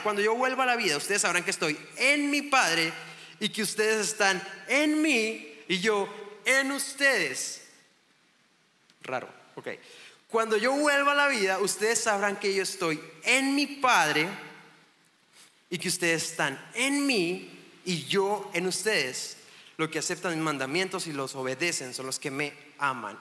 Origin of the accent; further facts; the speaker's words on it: Chihuahua, Mexico; vengo de Chihuahua, Chihuahua, México